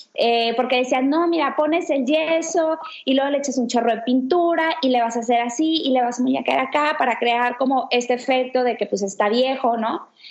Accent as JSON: {"language": "Spanish", "town": "Ciudad Victoria", "region": "Tamaulipas", "country": "Mexico", "also_born_or_lived": "Barcelona", "moved": "yes", "lives_now": "Monterrey, Mexico", "said": "tengo 31 años y soy de Victoria, Tamaulipas."}